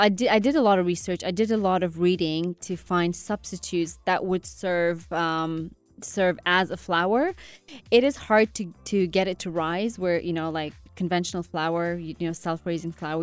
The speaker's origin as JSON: {"language": "English", "country": "Afghanistan", "said": "I'm from Afghanistan"}